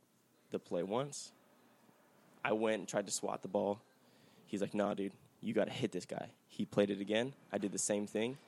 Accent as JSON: {"language": "English", "town": "Palmdale", "region": "California", "country": "United States"}